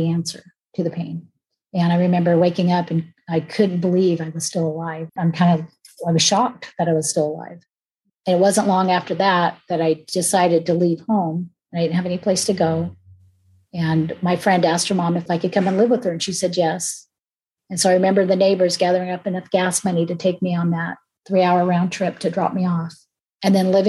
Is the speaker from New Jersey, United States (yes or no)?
no; California, United States; I was born in California